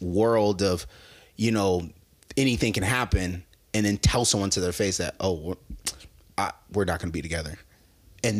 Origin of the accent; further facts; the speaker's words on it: Nebraska, United States; now in Los Angeles, United States; we're from Nebraska, you know, Midwest.